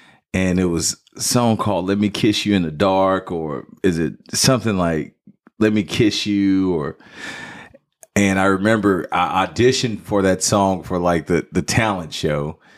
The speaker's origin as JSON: {"language": "English", "town": "Dallas", "region": "Texas", "country": "United States", "tie": "born or raised there", "said": "Oak Cliff, Dallas, Texas."}